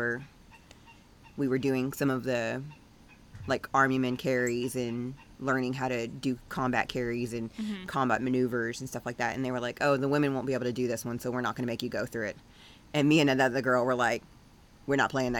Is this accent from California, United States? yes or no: no; Texas, United States; Born and raised in Texas.